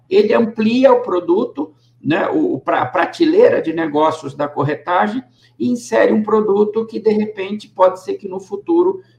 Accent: Bragança Paulista, São Paulo, Brazil; born there; Eu nasci em Bragança Paulista.

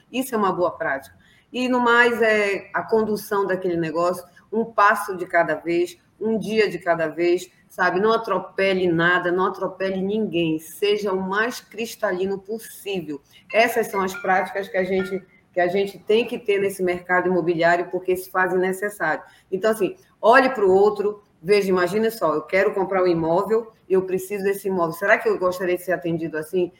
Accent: Belém, Pará, Brazil; Eu sou aqui do norte, sou de Belém do Pará

